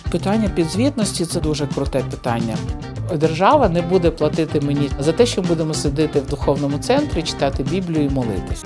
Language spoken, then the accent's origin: Ukrainian; Kyiv, Ukraine; moved away as an adult; also born or lived in Stanytsia Luhanska; Я сама з Києва, але в 15-му році я переїхала жити в станицю Луганську.